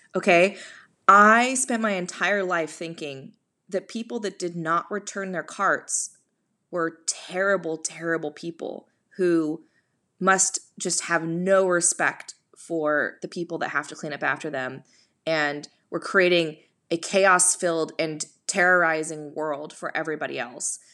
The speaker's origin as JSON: {"language": "English", "region": "California", "country": "United States", "said": "as a Californian, I mean, I am the Californian"}